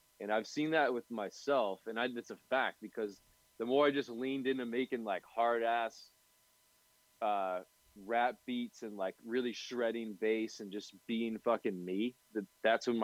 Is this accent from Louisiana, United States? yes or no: no; Nashua, New Hampshire, United States; I'm from Nashua, New Hampshire.